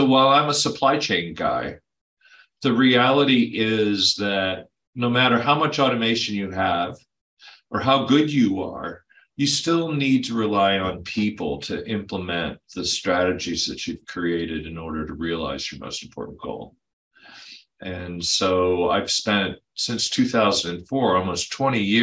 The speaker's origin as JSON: {"language": "English", "region": "Mid-Atlantic states", "country": "United States", "tie": "born or raised there", "moved": "as an adult", "lives_now": "California, United States", "said": "I grew up on the East in the Mid-Atlantic states."}